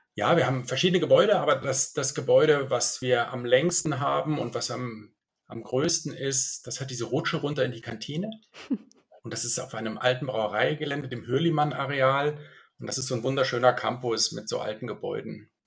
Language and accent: German; Münster, North Rhine-Westphalia, Germany; also born or lived in Munich / Milan; now in Switzerland; Ich bin aber geboren in Deutschland. Meine Familie kommt so halb-halb. Und ich bin in Münster geboren, habe lange in München gelebt und lebe jetzt seit zwölf Jahren in der Schweiz.